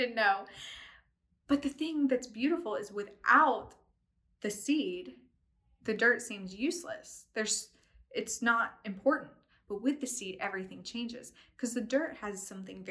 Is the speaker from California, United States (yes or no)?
no; East Tennessee, United States; moved away; also born or lived in London; I'm from East Tennessee. And so we, like everybody has a little garden in their backyard. And so we grew like squash and zucchini